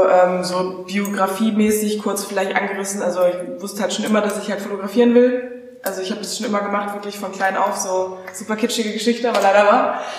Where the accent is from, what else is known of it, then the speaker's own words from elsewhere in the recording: Geilenkirchen, North Rhine-Westphalia, Germany; now in Berlin, Germany; ich komme ja auch nicht aus der großen Welt, ich komme aus Geilenkirchen.